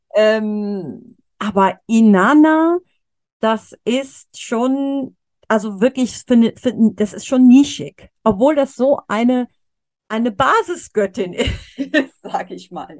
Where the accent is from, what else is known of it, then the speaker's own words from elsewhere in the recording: Cologne, North Rhine-Westphalia, Germany; in Köln äh, wo ich herkomme oder wo ich noch wohne